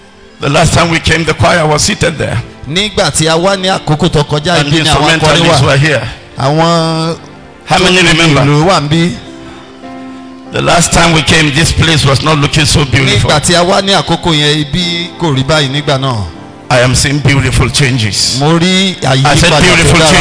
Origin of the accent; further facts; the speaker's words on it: Kaduna, Kaduna State, Nigeria; I was born and brought up in Kakuri